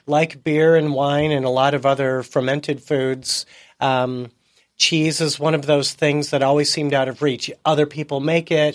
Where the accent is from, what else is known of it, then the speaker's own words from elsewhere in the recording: Chicago, Illinois, United States; also born or lived in Seattle; now in San Diego, United States; I was, uh, born and raised in Chicago